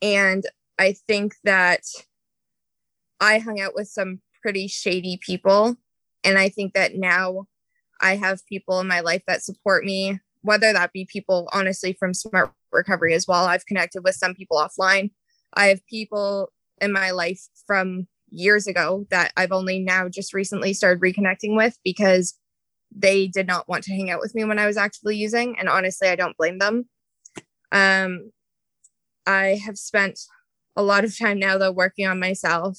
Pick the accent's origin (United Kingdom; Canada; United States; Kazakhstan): Canada; Ontario; I grew up in Ontario, Canada